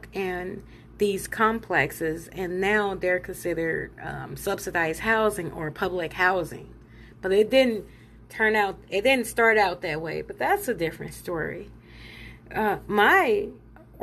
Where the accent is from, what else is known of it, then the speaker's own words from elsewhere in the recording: Illinois, United States; moved away; I'm from Illinois. So, you know, I've lived in several states, but I was born in Illinois